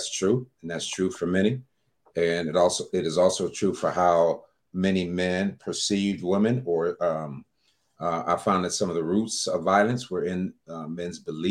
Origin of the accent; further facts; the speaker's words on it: Detroit, Michigan, United States; moved away as an adult; now in Atlanta, United States; I'm in Atlanta, Georgia now. I've been here for about 10 years. I'm from Detroit, Michigan